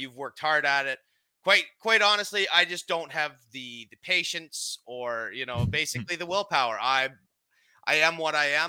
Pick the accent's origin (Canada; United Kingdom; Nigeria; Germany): Canada; I'm a proud Canadian.